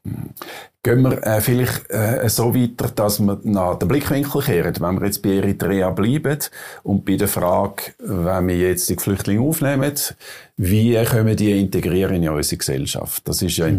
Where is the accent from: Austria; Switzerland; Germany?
Switzerland; als äh, Schweizer